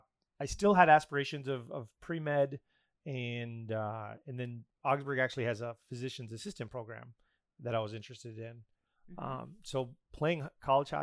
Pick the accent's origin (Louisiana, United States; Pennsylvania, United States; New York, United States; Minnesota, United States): Minnesota, United States; Taconite; moved away as an adult; also born or lived in Southern California; grew up in a small town called Taconite, which is a fitting name up on the Iron Range.